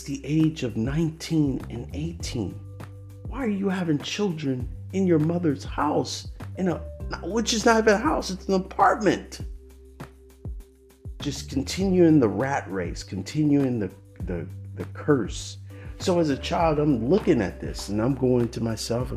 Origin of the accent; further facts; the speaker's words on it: Oakland, California, United States; I grew up in Oakland, California